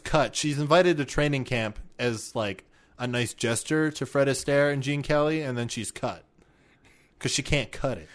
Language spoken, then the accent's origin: English; Canada; we're Canadian